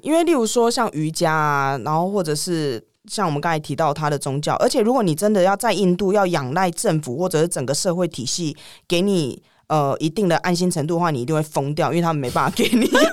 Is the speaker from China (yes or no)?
no; Taiwan; moved away as an adult; 我们台湾